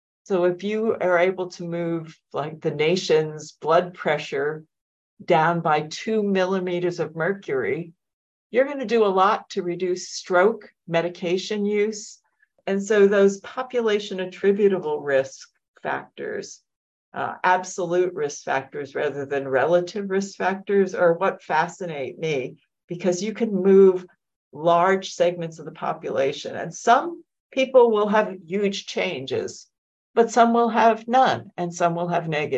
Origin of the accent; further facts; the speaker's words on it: New York, United States; now in Minnesota, United States; I came here in 1994 from my postdoc, never left Minnesota. I am a New Yorker, transplanted, but I've lived all over the world, actually, and I love Minnesota.